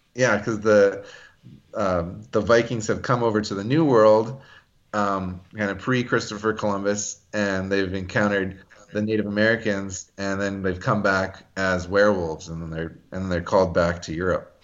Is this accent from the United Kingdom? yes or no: no; Canada; I'm Greek Canadian